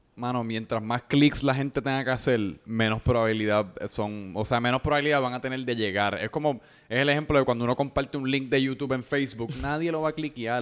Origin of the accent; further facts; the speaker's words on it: San Juan, Puerto Rico; also born or lived in Pennsylvania; un colega de Santulce. estamos aquí del mismo área, el mismo zip code